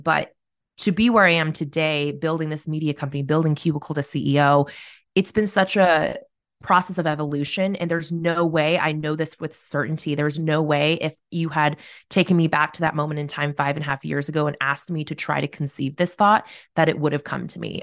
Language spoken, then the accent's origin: English; Corvallis, Oregon, United States; now in Salem, United States; I grew up in Corvallis, which is a small college town